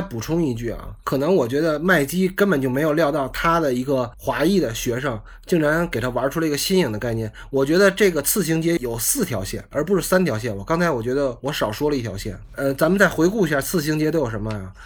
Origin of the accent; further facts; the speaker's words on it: Tianjin, China; accent: Tianjin dialect; 用我们天津话给他起个外号